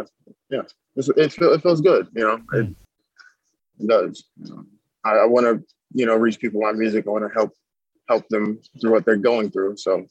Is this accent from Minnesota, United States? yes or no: yes; Minnesota, United States; I went to the library growing up in Minnesota when we were in Minnesota